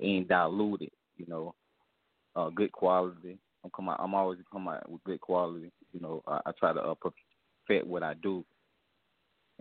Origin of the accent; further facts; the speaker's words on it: South Carolina, United States; I'm from South Carolina